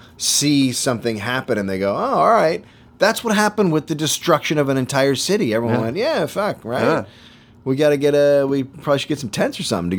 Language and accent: English; United States; as an American